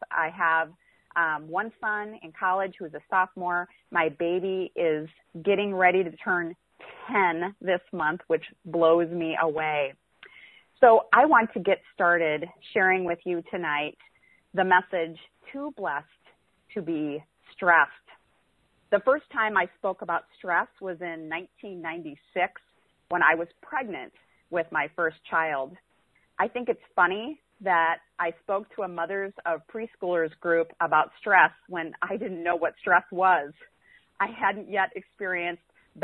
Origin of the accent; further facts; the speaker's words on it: South Dakota, United States; moved away as an adult; now in Missouri, United States; So I am originally from South Dakota. I am from the cold northern state of South Dakota, where it seems like perpetual winter.